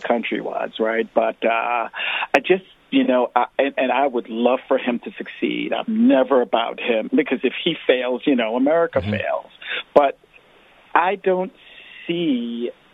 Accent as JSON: {"language": "English", "region": "New York", "country": "United States", "tie": "born or raised there", "said": "I grew up in New York, so I was very well acquainted with Donald Trump"}